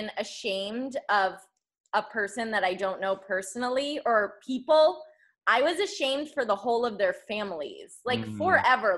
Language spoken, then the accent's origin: English; Connecticut, United States; now in Florida, United States; I live in Florida, so that's weird, but I'm from Connecticut